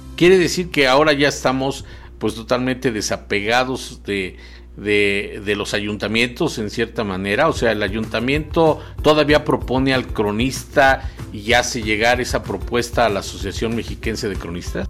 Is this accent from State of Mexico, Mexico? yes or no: yes; Temoaya, State of Mexico, Mexico; yo soy eh, de Temuaya, originario de Temuaya, fui el primer cronista municipal de Temuaya